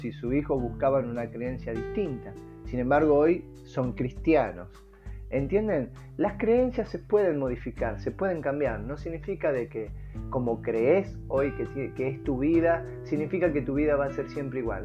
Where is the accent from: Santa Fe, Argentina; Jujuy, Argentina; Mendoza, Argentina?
Santa Fe, Argentina; Rosario; now in Tucumán, Argentina; Rosario Santa Fe, el lugar donde más o menos eh, he pasado mi niñez